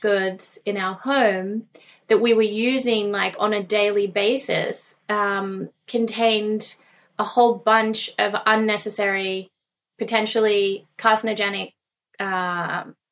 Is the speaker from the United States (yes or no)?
no; Gunnedah, New South Wales, Australia; I was raised in Australia, in a little country town called Gunnedah